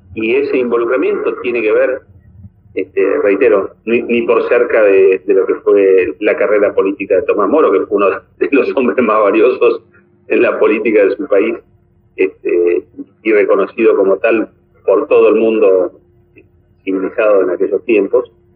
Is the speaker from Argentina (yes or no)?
yes; Argentina; en nuestro país